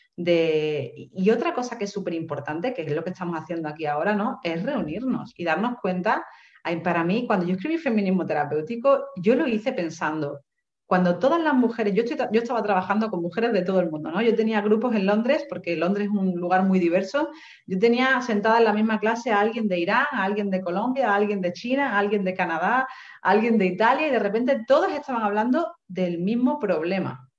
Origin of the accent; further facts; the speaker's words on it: Seville, Andalusia, Spain; moved away as an adult; also born or lived in England; now in Málaga, Spain; yo soy de Sevilla y me vengo a Málaga, que es una ciudad nueva para mí